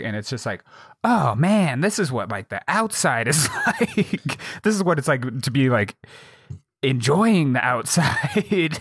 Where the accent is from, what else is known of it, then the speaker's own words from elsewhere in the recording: Jackson, Wyoming, United States; my hometown of Jackson, Wyoming is, uh, a tourist town